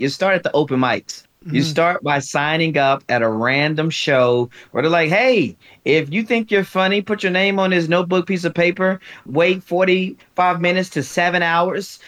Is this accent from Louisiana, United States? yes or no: yes; Louisiana, United States; moved away as an adult; now in Atlanta, United States; born, and I guess we'll say raised as a young man in Louisiana, okay. but I became a man, a husband, a father in Atlanta. Atlanta's home to me